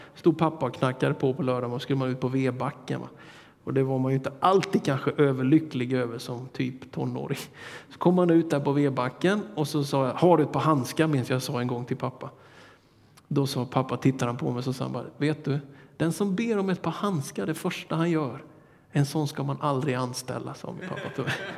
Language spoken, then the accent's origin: Swedish; Småland highlands, Sweden; från min hembygd